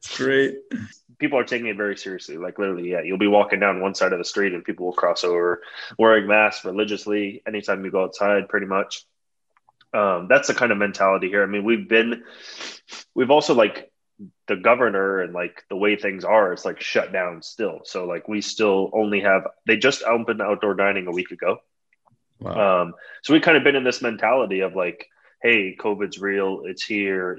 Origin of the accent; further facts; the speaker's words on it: San Francisco, California, United States; also born or lived in Toronto, Canada; now in Los Angeles, United States; I grew up in San Francisco